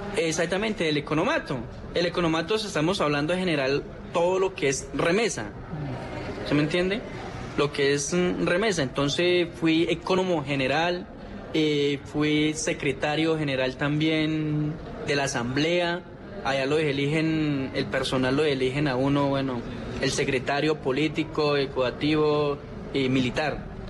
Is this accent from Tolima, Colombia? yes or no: yes; Gaitania, Tolima, Colombia; soy yo, de Gaitania Tolima del oso